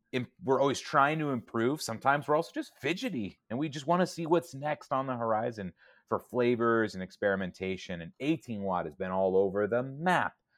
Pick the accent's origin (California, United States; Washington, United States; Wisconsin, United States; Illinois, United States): California, United States; San Diego; moved away; I grew up in San Diego